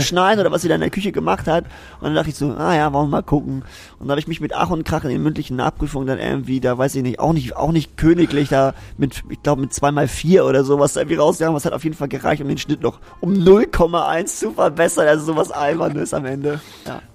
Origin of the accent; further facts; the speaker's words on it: Zeven, Lower Saxony, Germany; Ich komme aus Zeven